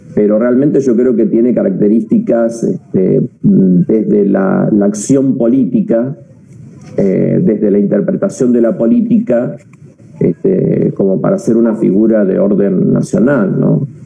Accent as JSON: {"language": "Spanish", "region": "Buenos Aires Province", "country": "Argentina", "also_born_or_lived": "La Plata", "said": "los bonaerenses eh, podamos tener una identidad que nos enorgullezca"}